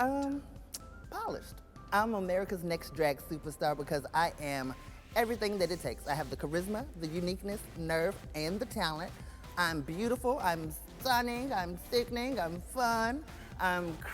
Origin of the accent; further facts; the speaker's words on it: Dallas, Texas, United States; I'm from Dallas, Texas